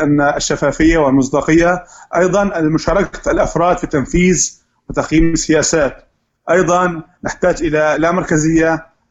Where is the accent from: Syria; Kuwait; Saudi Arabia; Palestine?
Syria; نحن كثوره سوريه